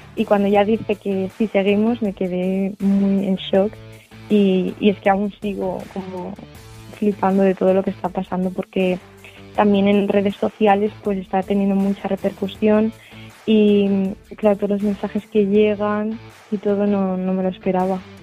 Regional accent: Tarragona, Catalonia, Spain; tengo 20 años, vengo de Tarragona

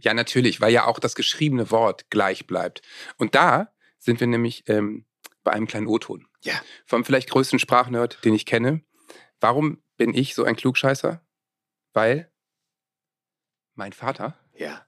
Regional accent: Northern Germany, Germany; accent: norddeutsch; wahrscheinlich klinge ich recht norddeutsch

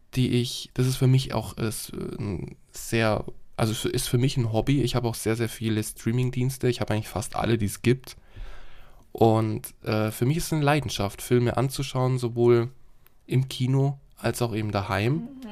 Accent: Germany; bei uns in Deutschland

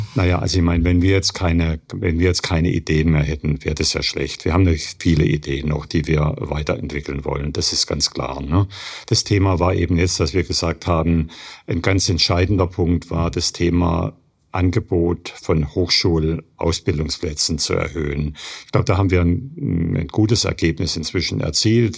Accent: Germany; bei uns in Deutschland

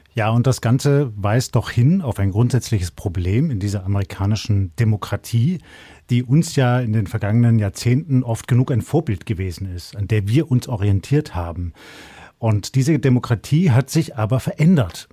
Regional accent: Germany; bei uns in Deutschland

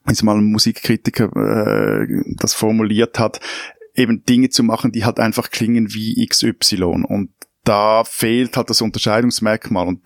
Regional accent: Switzerland; Man versteht mhm. als Schweizer plus minus, auch, auch, äh, auch wenn ein … singt, also so dieses ganz, dieser ganz starke Wiener Akzent

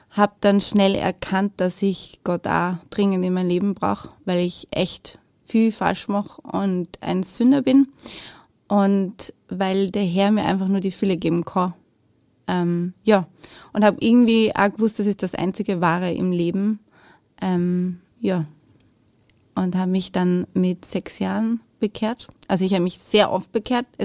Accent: Lower Austria, Austria; also born or lived in Vienna; Also geboren bin ich in Wien, aber ich lebe, also habe gelebt damals in der Nähe von Wien. Also Niederösterreich, aber fast in Wien.

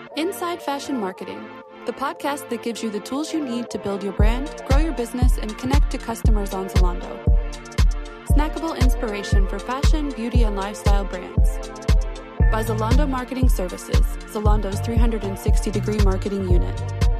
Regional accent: Heidelberg, Baden-Württemberg, Germany; now in Berlin, Germany; I was born in Heidelberg, but I've been living in Berlin for 23 years now

